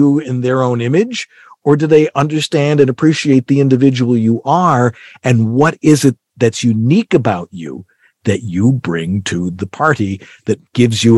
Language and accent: English; Buffalo, New York, United States; I'm from Buffalo